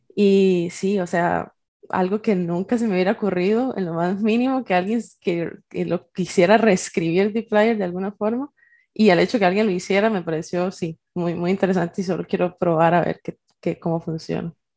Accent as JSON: {"language": "Spanish", "town": "Naranjo", "region": "Alajuela", "country": "Costa Rica", "moved": "as an adult", "lives_now": "San José, Costa Rica", "said": "yo vivo en San José, Costa Rica, soy de Naranjo, pero por temas de la U y de la vida un poco más adulta, me tocó venirme para, San José"}